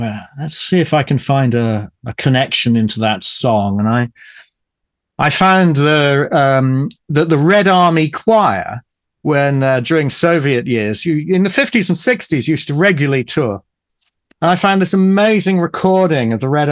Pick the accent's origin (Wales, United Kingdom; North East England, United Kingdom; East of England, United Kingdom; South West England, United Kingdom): East of England, United Kingdom; Ipswich; Ipswich, which, as I say, is my hometown, and near to Ipswich I live right now.